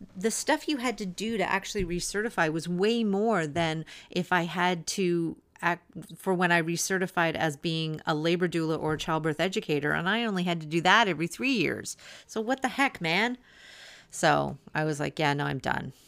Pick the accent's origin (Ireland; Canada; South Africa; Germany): Canada; I'm Canadian